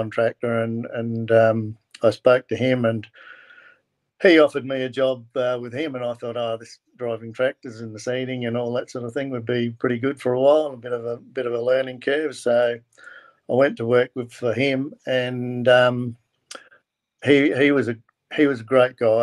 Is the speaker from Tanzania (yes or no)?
no; Kingston, South Australia, Australia; also born or lived in Victor Harbor, South Australia; I was born in Kingston, down the southeast of South Australia, and lived on a farm there